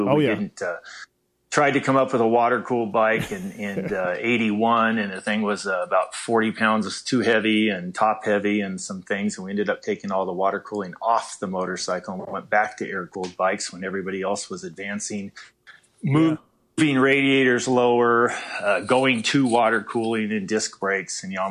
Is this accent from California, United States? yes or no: yes; San Diego, California, United States; I grew up in San Diego